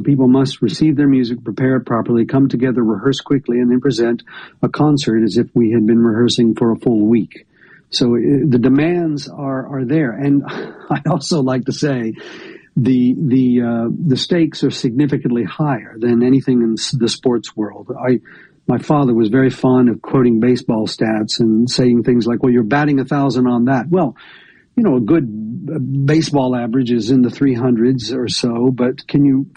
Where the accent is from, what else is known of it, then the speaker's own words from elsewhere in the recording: northern Georgia, United States; also born or lived in Atlanta, Georgia; now in Tupelo, United States; I grew up in a rural place in northern Georgia without access to music